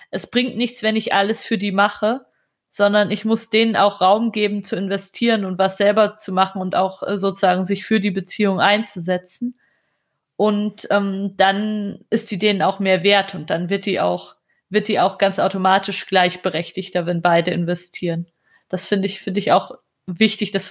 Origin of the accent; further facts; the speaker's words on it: Germany; bei uns in Deutschland.